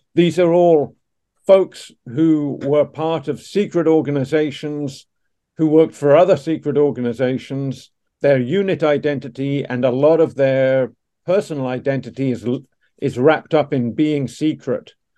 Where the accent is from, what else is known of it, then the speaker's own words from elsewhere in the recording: Dublin, Leinster, Ireland; also born or lived in Canada / Surrey, England; now in Washington D.C., United States; I was a young English boy growing up in South Dublin uh, in the late 70s and early 80s